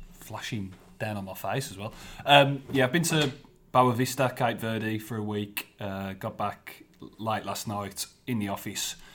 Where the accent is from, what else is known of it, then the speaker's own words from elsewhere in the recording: Black Country, West Midlands, United Kingdom; accent: Black Country; thick as my black country accent.